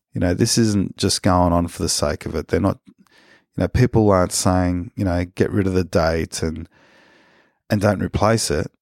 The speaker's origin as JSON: {"language": "English", "country": "Australia", "tie": "born or raised there", "first_language": "Spanish", "second_language": "English", "said": "I have Spanish nationality because of my parents, and I, I have these privileges as an Australian"}